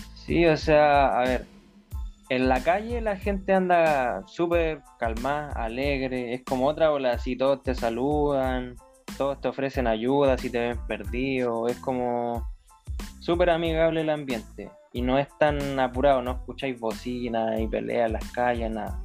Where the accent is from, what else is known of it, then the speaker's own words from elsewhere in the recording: Chile; now in United States; en la misma casa mía, pues allá en Chile